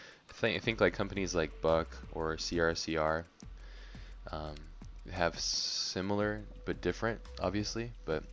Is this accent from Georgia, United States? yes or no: no; Hawaii, United States; moved away; I grew up in Hawaii, actually.